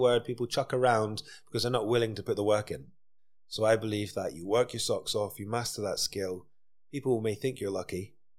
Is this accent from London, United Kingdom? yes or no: no; Dundee, Scotland, United Kingdom; I'm from Dundee.